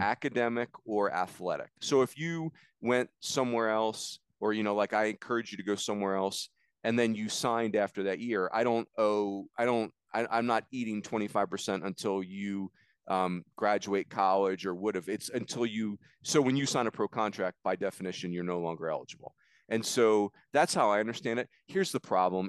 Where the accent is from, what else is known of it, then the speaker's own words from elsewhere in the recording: East Coast, United States; moved away as an adult; also born or lived in Arizona; I grew up on the East Coast